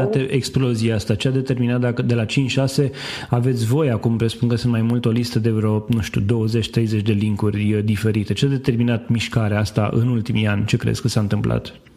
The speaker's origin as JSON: {"language": "Romanian", "country": "Romania", "said": "în țara noastră"}